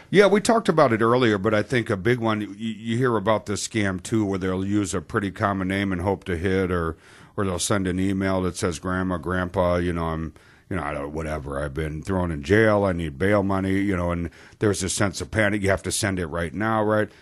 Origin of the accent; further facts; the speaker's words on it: Wisconsin, United States; we're from Wisconsin